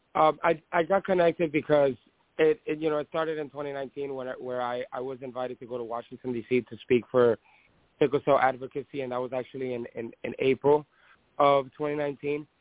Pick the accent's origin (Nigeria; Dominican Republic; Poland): Dominican Republic; now in United States; I was born in Dominican Republic